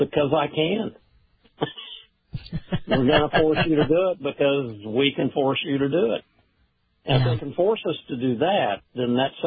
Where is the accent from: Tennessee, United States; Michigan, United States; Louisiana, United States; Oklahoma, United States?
Oklahoma, United States; moved away as an adult; now in Washington, D.C., United States; having been born and raised in Oklahoma from mother and father who were born and raised in East Texas, which is why I call myself an Okie Texan